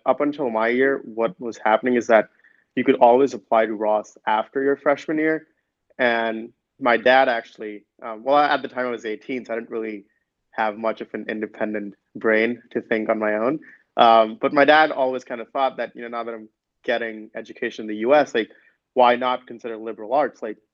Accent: Delhi, India; moved away as an adult; also born or lived in Michigan; coming from Delhi.

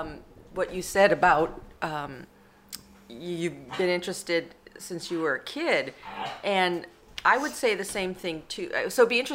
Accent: Washington, District of Columbia, United States; And I grew up in Washington, D.C.

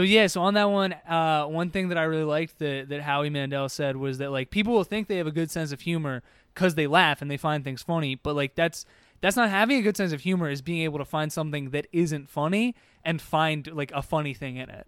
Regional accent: Harrisburg, Pennsylvania, United States; I grew up in Harrisburg

